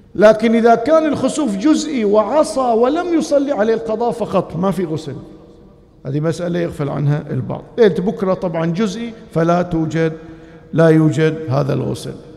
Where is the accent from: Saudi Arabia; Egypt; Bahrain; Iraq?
Bahrain; بلدنا البحرين